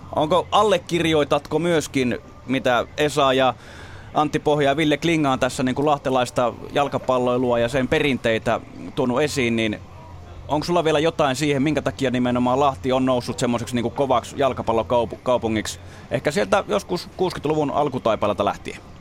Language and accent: Finnish; Jyväskylä, Central Finland, Finland; mä oon itse Jyväskylästä kotosi